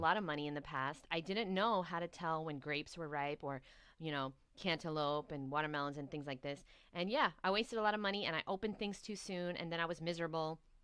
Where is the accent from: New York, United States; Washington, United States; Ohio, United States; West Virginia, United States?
New York, United States; New York City; moved away as an adult; now in Miami, United States; So I'm born and raised in New York